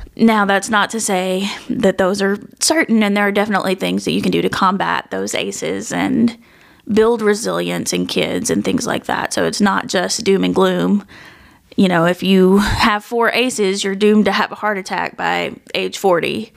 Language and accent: English; West Tennessee, United States; growing up in West Tennessee